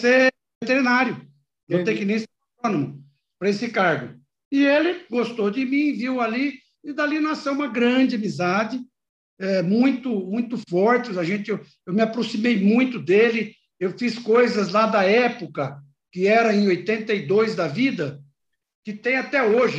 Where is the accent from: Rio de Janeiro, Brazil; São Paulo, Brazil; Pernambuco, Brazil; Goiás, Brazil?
São Paulo, Brazil; Garça; moved away as an adult; also born or lived in Jaboticabal; eu aí cresci em Garça